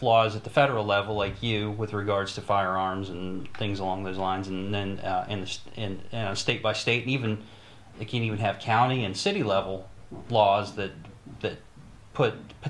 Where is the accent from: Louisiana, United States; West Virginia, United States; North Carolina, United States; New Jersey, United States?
West Virginia, United States; Morgantown; Morgantown, West Virginia.